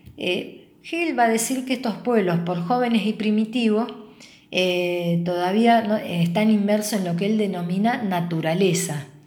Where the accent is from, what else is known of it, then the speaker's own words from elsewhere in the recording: Rosario, Santa Fe, Argentina; nos pensamos como latinoamericanos, como argentinos y como rosarinos.